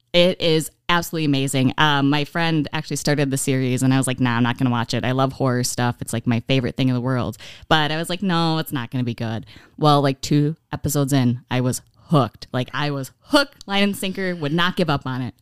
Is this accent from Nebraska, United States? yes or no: no; Menominee, Michigan, United States; moved away as an adult; now in Oshkosh, United States; I grew up in Menominee, Michigan all my life